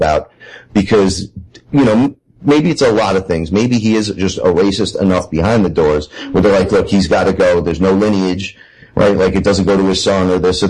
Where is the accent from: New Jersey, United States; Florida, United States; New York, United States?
New York, United States; New York City; I'm from the Bronx